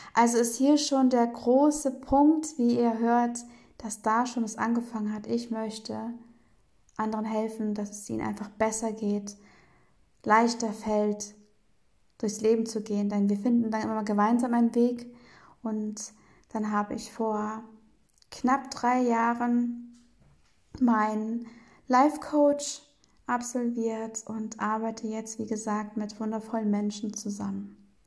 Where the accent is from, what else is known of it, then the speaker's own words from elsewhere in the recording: Bremen, Germany; in Bremen bin ich aufgewachsen